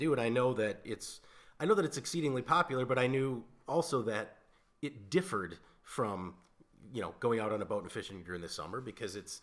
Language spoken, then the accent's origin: English; Minnesota, United States; a small select few people that were born and raised in Minnesota